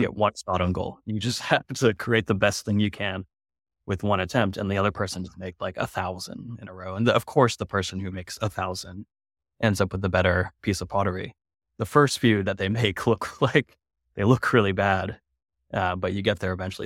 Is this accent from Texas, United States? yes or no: no; California, United States; moved away as an adult; also born or lived in San Francisco / Rotterdam / Berlin; now in New York, United States; I was raised in California